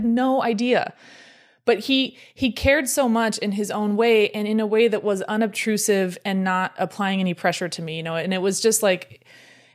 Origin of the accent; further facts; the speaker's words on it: California, United States; I grew up on the West Coast. I was born in California